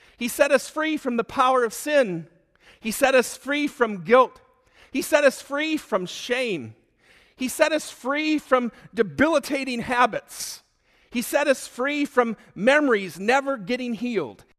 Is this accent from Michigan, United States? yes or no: yes; Michigan, United States; moved away as an adult; also born or lived in Oklahoma City, United States; now in Delafield, Wisconsin, United States; I grew up in Michigan, but I spent most of my adult life in Oklahoma City